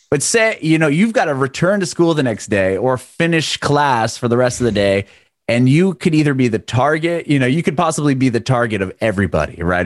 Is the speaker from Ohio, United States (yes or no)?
no; San Diego, California, United States; moved away; I grew up in San Diego, in California, and the schools were outside.